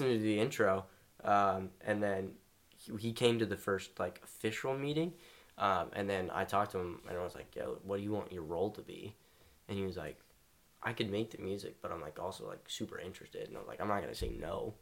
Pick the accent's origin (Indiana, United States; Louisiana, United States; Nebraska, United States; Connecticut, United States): Louisiana, United States; Shreveport; I'm from Shreveport, Louisiana